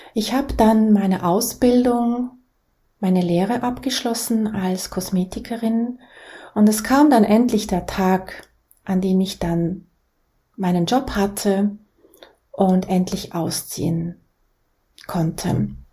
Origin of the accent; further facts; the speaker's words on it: Basel, Basel-Stadt, Switzerland; Ich bin in der Schweiz, in Basel, geboren, in eine sehr einfache Familie